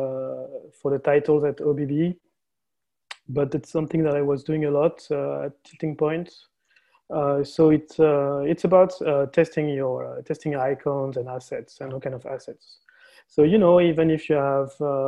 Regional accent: France; also born or lived in Barcelona, Spain; I'm from France, currently based in Paris

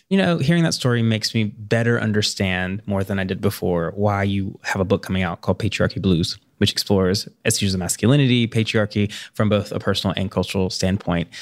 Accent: Tennessee, United States; I grew up in Tennessee

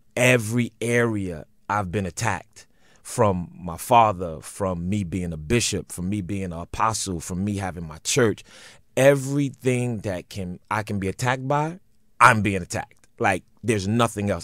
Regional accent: New York City, New York, United States; I'm from Brooklyn

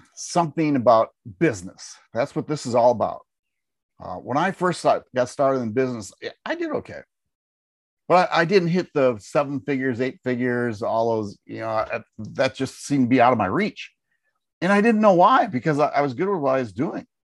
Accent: Wisconsin, United States; moved away as an adult; now in Tennessee, United States; we live in Tennessee, We, we grew up in Wisconsin.

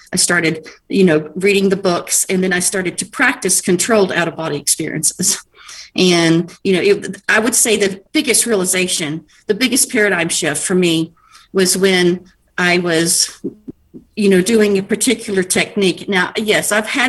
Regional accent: El Paso, Texas, United States; I was born in Texas, El Paso. So we lived on the border of Mexico

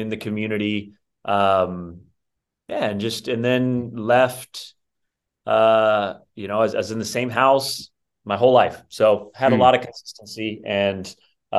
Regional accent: Rocklin, California, United States; I grew up in the suburbs of Sacramento, little town called Rockland

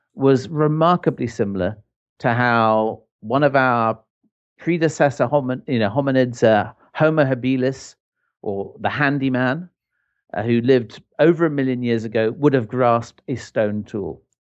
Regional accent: Ireland; moved away; I grew up in Ireland

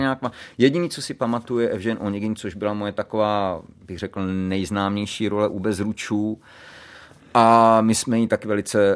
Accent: Pardubice, Pardubice Region, Czechia; A u nás v Pardubicích byla ekonomická správní fakulta.

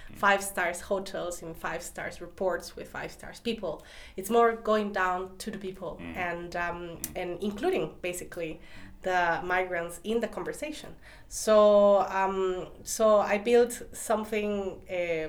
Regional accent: Costa Rica; moved away as an adult; now in Berlin, Germany; I'm coming from Costa Rica

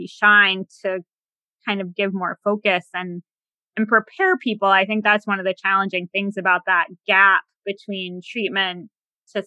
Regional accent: Massachusetts, United States; now in DC area, United States; I'm outside of the DC area, but I'm from Massachusetts

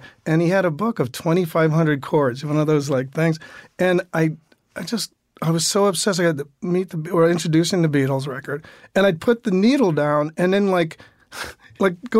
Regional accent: Englewood, New Jersey, United States; also born or lived in Bronx, New York; I was born in the Bronx, raised in Englewood, New Jersey

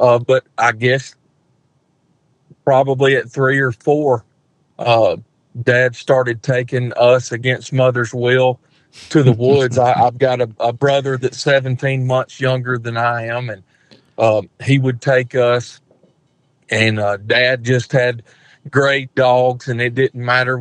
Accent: Alabama, United States; I was born and raised here in Alabama

